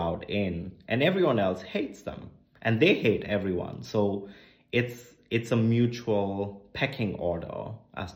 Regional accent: Chandigarh, India; also born or lived in Berlin; now in Delhi, India; I moved into Delhi and I was growing up in Chandigarh.

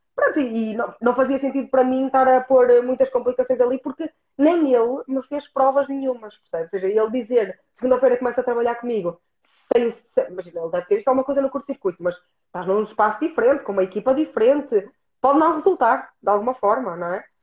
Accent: Norte, Portugal; accent: northern

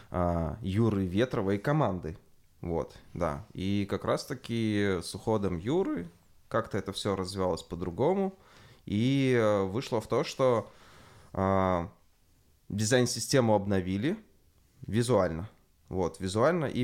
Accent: Belarus; Но жалко, не могу попробовать, потому что я белорус.

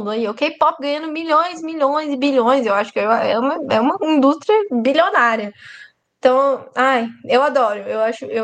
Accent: Brazil; eu sou brasileira e eu tenho direito de reclamar do meu próprio país, entendeu?

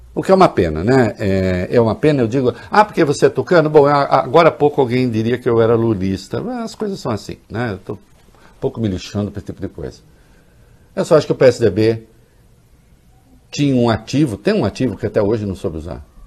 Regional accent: São Paulo, Brazil

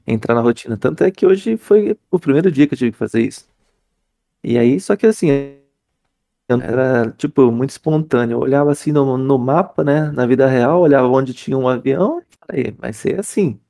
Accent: Campinas, São Paulo, Brazil; eu sou de Campinas

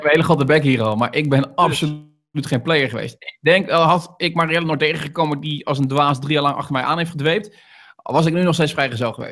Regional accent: Rotterdam, South Holland, Netherlands; Als Rotterdammer dan, hè? Als Rotterdammer dan natuurlijk, hè?

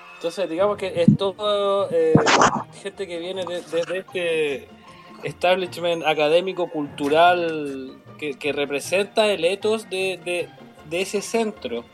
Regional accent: Chile; somos muy chilenos

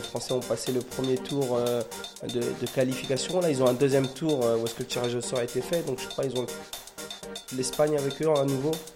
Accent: France; chez nous en France

